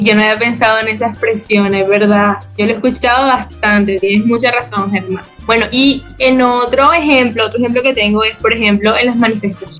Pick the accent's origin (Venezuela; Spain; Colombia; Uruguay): Colombia; Barranquilla, Atlántico; accent: costeño; como buena costeña. O sea, mi acento no lo pierdo por nada